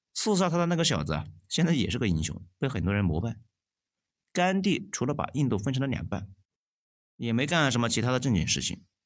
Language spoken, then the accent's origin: Chinese; China; 我们国家呢，在我们老家那一块